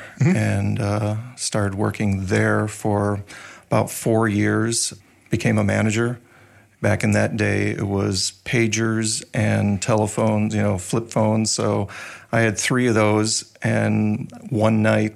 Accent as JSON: {"language": "English", "town": "Chicago", "region": "Illinois", "country": "United States", "tie": "born or raised there", "said": "I grew up in Chicago, born in Chicago, really close to the sounds of Wrigley Field."}